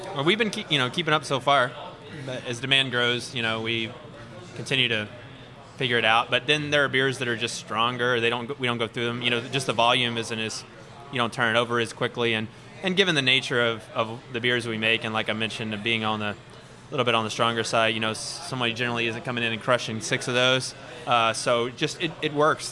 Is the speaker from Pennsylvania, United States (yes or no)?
no; Cove, Texas, United States; now in Houston, United States; I'm from about 45 minutes east of here small town called Cove out past Baytown